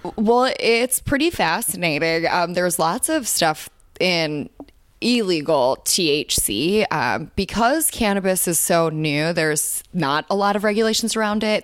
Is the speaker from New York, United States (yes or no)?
no; Chicago, Illinois, United States; moved away as an adult; we grew up in Chicago